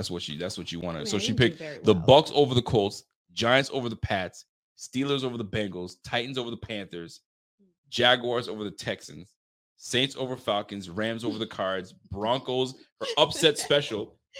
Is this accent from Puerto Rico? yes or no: no; Ontario, Canada; This is a new thing for us, by the way, because we came from Ontario where it's natural gas.